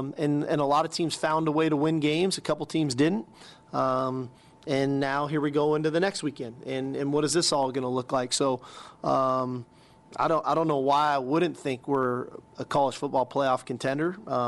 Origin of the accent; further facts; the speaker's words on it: California, United States; moved away; growing up in California